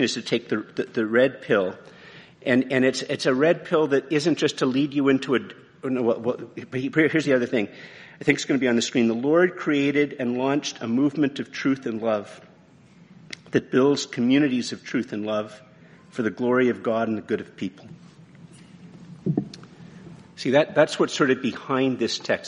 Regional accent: Canada; I'm very Canadian, eh? Yeah, I'm very Canadian

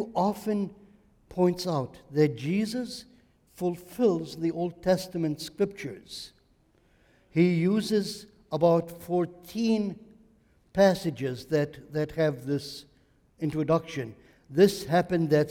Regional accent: Lebanon; now in United States; I am Lebanese

